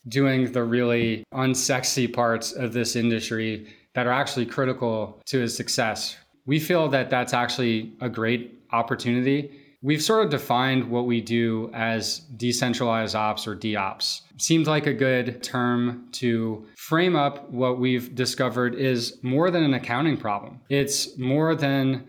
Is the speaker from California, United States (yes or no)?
no; New Orleans, Louisiana, United States; moved away; I'm from New Orleans, where I had started this business pre-Katrina